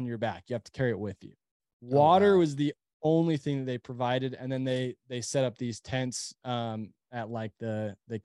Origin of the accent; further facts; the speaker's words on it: Utah, United States; also born or lived in Temple, Texas; we live in Utah. We're from Utah, but, we were in Texas at the time.